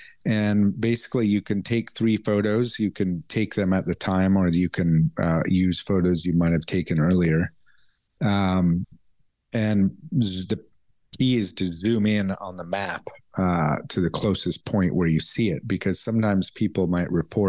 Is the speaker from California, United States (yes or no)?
yes; California, United States; born there; I was born in California, but I've worked over 30 years in Asia.